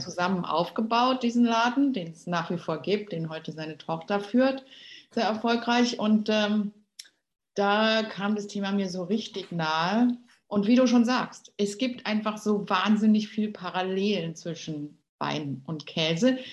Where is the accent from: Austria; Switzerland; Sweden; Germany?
Germany; Berlin; ich bin ja in Berlin aufgewachsen, bin Berlinerin durch und durch